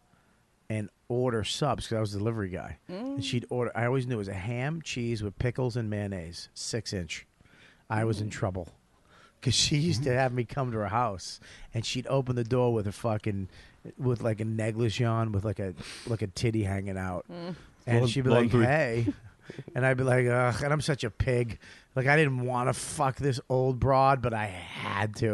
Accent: Boston, Massachusetts, United States; I'm white. I'm from Boston

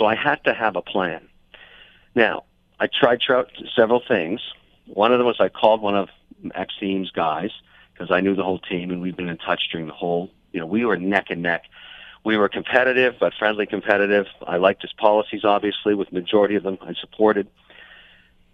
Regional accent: Montreal, Quebec, Canada; I was born in Montreal

